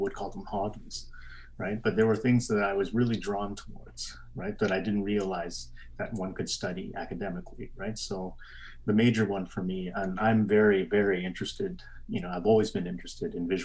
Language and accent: English; Calgary, Alberta, Canada; moved away as an adult; also born or lived in Vietnam; now in Brussels, Belgium; growing up in Calgary in the Chinatown